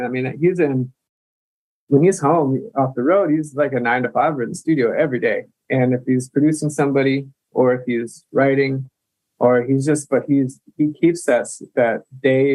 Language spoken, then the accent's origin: English; Mankato, Minnesota, United States; also born or lived in Duluth, Minnesota; I grew up here in Minnesota, like a smaller town in southern Minnesota called Mankato